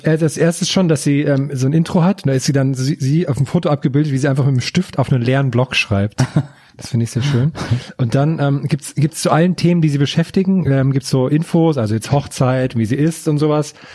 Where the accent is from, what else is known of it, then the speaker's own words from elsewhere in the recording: Thuringia, Germany; im Supermarkt auf dem Dorf bei uns in Thüringen